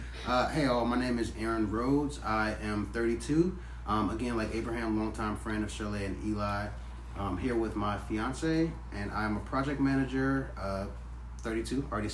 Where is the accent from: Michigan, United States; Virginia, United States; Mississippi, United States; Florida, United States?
Michigan, United States; Detroit; But I grew up in Detroit, Michigan